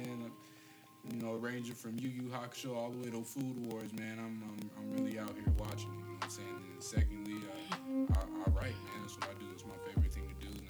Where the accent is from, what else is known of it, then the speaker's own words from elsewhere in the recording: Riverside, California, United States; also born or lived in Sacramento; I hail from Riverside, California, the east to be exact